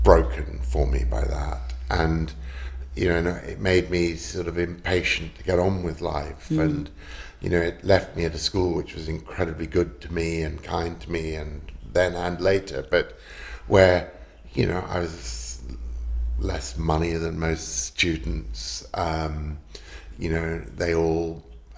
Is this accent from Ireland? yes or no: no; United Kingdom; if people ask me where I'm from, I'd say I'm British.